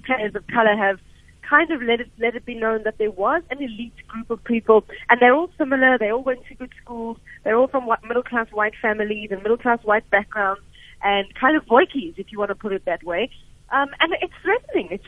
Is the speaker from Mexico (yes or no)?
no; South Africa; as a South African